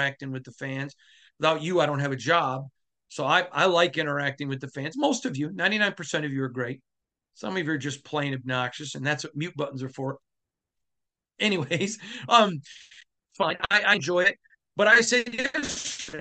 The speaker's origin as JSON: {"language": "English", "region": "Michigan", "country": "United States", "tie": "born or raised there", "said": "growing up in Michigan"}